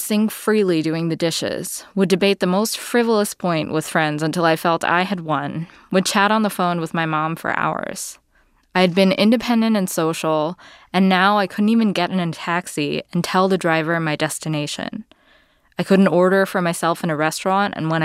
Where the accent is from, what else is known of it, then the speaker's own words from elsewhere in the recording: New Orleans, Louisiana, United States; moved away; also born or lived in New York; When I was growing up in New Orleans